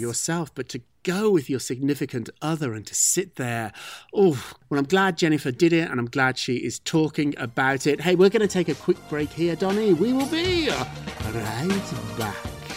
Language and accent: English; United Kingdom; moved away; I'm British. Brits, Brits don't care about food that much